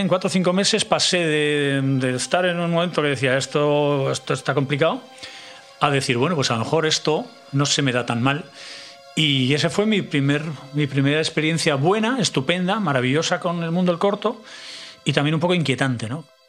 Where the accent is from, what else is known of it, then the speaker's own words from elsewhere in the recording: San Sebastián, Basque Country, Spain; Donosti, que es donde más tiempo paso y, bueno, de donde vengo. Yo soy de la parte vieja toda la vida.